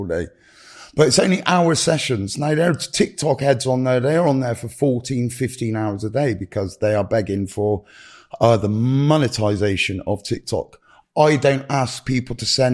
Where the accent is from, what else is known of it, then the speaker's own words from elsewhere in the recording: United Kingdom; also born or lived in Gloucestershire; I'm very British